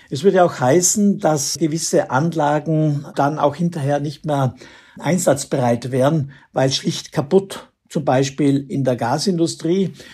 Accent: Austria; Wäre das bei uns in Österreich der Fall, dann wäre das ein Fall für die sogenannte Energielenkung.

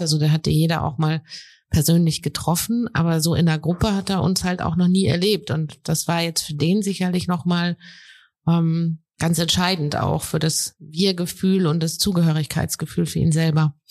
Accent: Heidelberg, Mannheim, Baden-Württemberg, Germany; ich komme ja hier aus Heidelberg, Mannheim

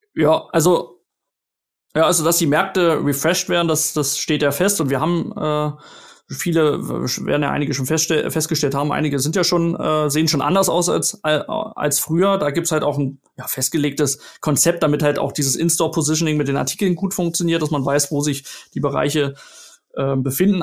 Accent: Berlin, Germany; moved away; meine Heimatstadt zurück nach Berlin

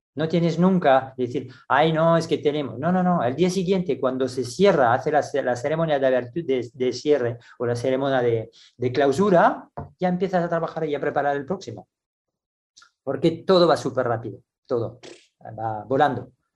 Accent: France; moved away as an adult; also born or lived in Barcelona, Spain / Singapore; me dieron en mi país ah, la responsabilidad del equipo nacional junior porque trabajaba en París

